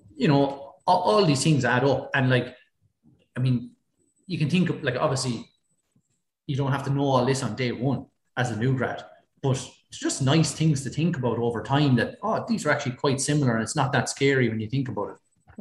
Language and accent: English; Ballycallan, Leinster, Ireland; also born or lived in Canada / Fermanagh; I'm from Kilkenny, I'm from Ballycallan, uh, which only about four miles outside Kilkenny